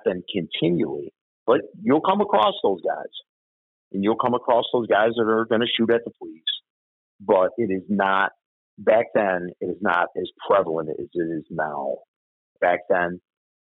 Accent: Chicago, Illinois, United States; When I grew up in Bridgeport, we hung on the corners.

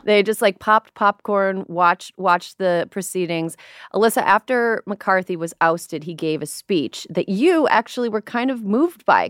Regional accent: Midwest, United States; moved away as an adult; also born or lived in New York; now in California, United States; I'm a transplant. I'm from the Midwest.

